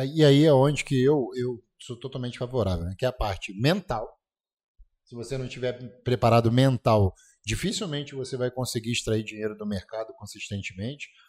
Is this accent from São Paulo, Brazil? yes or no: no; Petrópolis, Rio de Janeiro, Brazil; moved away; na minha terra